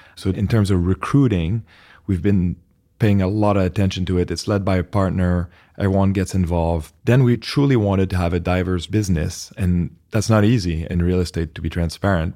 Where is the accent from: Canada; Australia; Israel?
Canada; accent: French Canadian; moved away as an adult; also born or lived in New York; I'm originally Canadian, French Canadian, if anyone's trying to place the accent